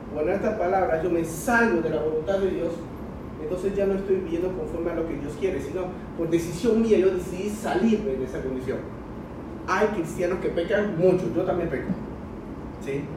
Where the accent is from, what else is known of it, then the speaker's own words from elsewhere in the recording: China; now in Panama; mi pasaporte es chino porque nací en China. Llegué a Panamá, ¿sí? cuando era jovencito